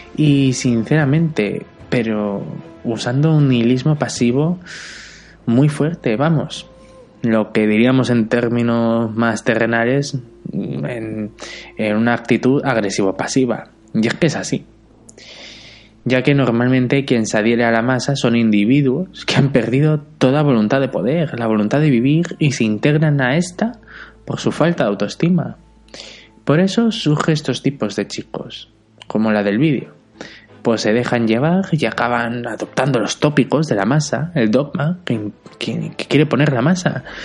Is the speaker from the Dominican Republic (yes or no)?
no; Benidorm, Valencian Community, Spain; moved away; yo soy de Benidorm, aunque actualmente no vivo ahí, y en mis 28 años de existencia